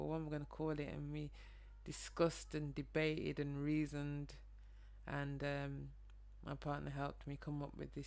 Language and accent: English; Birmingham, West Midlands, United Kingdom; moved away as an adult; now in London, United Kingdom; Some people can probably hear my accent, but I'm from Birmingham, a northern city just outside London, but I immigrated here 11 years ago